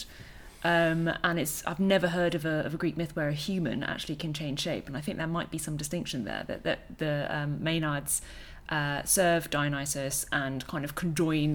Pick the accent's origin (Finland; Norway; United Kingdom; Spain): United Kingdom; as a British person